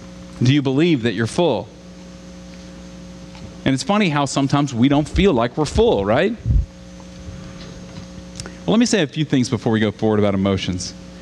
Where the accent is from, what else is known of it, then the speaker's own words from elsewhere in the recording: Southern United States, United States; I grew up in the South, and it's a funny thing about being in the South is that there were revivals like every weekend.